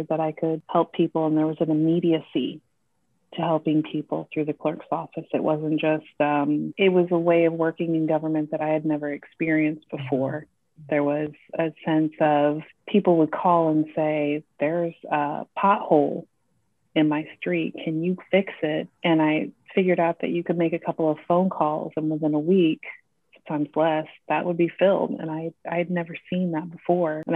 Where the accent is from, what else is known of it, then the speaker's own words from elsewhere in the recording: Iowa City, Iowa, United States; also born or lived in Georgia / Texas; now in Bloomington, United States; I was born and raised in Iowa City, Iowa